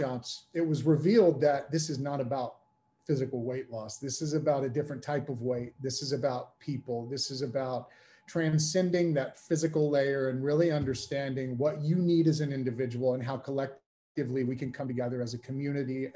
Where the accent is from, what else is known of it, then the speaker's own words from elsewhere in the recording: United States; moved away as an adult; now in United Kingdom; I'm an American coming into the UK